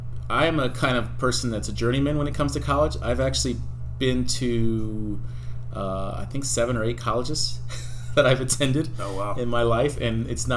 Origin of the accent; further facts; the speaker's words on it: Santa Ana, California, United States; moved away as an adult; also born or lived in Bronx, New York / Pocono Mountains; now in Huber Heights, United States; am originally from Bronx, New York. I was born in the Bronx. A lot of people don't necessarily know that about me, but I was raised in Southern California. So my mother moved. My mother was a single mother and moved from the Bronx to Santa Ana, California